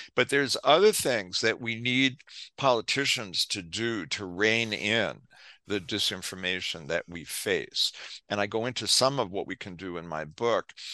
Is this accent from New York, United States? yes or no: yes; New York City, New York, United States; I was, uh, growing up in New York City in the nineteen sixties